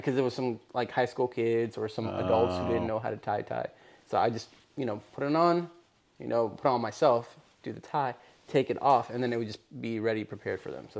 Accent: United States; We're American. American Eritrean.

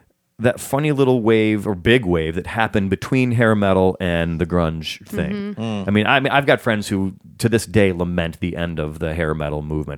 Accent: Chicago, Illinois, United States; now in Los Angeles, United States; I grew up in suburban Chicago

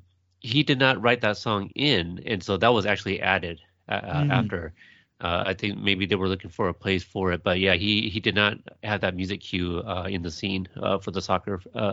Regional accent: United States; But I'm not from there, so that's a little bit different. But you know, I'm American. I was born in the U.S.

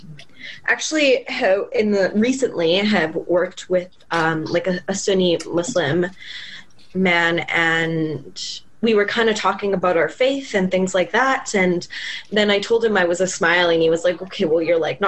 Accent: Sherwood Park, Alberta, Canada; I grew up in Sherwood Park, so I grew up around like all white

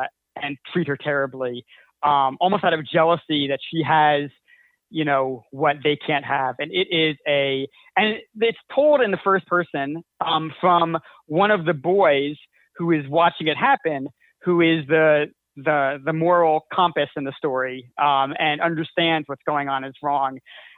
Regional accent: New Jersey, United States; where I grew up in Jersey

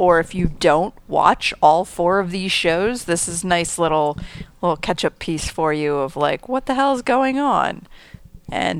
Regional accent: New Jersey, United States; I was from America, and then they'd say, oh, where are you from? And I'd say New Jersey

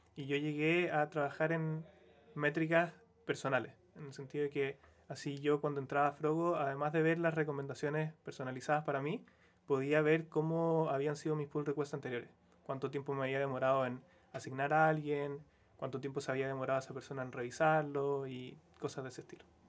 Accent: Quillota, Valparaíso, Chile; moved away as an adult; now in Santiago, Chile; yo soy de Quillota, entonces para mí igual fue un cambio más o menos grande irme como de región, del campo, a Santiago

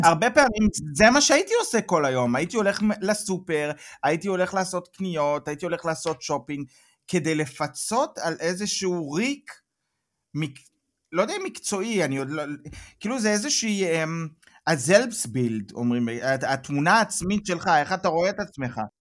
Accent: Israel; moved away as an adult; now in Germany; אני באתי מהארץ, אה, הייתי בצבא בדובר צה"ל

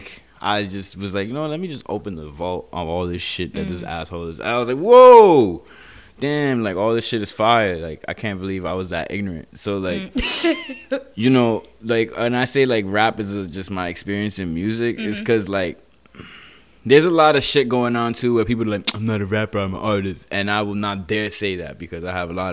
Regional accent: New York City, New York, United States; I'm from Queens, New York

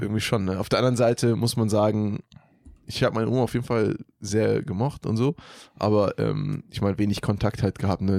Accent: Germany; ich bin auch in Deutschland geboren.

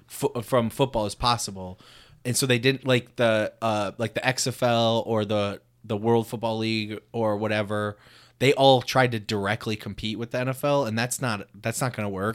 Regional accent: Muskegon, Michigan, United States; my hometown, Muskegon.

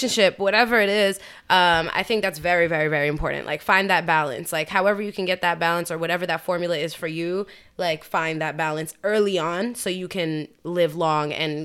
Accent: New York, United States; as a New Yorker

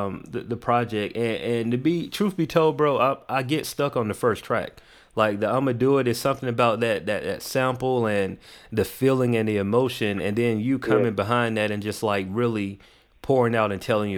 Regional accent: the South, United States; I'm from the South, definitely. Right? I'm from the South.

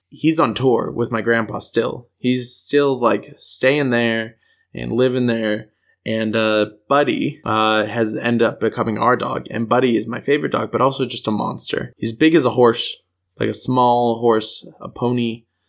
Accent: United States; I grew up in the States, clearly, um, with the strong R's

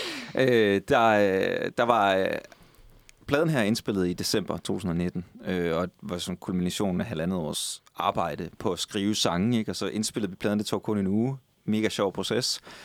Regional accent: Skive, Central Denmark Region, Denmark; moved away; i Skive, min ovenikøbet min gamle hjemby

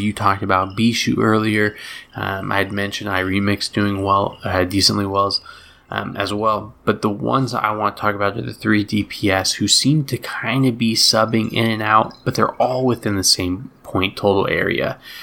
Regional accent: outside of Boston, Massachusetts, United States; moved away; I grew up outside of Boston for a long time

